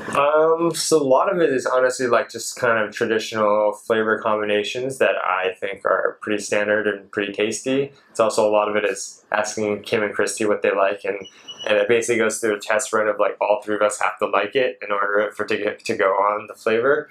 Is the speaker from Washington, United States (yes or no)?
yes; Seattle, Washington, United States; moved away as an adult; also born or lived in San Francisco, California; now in Malaysia; I was born in San Francisco. Grew up in Seattle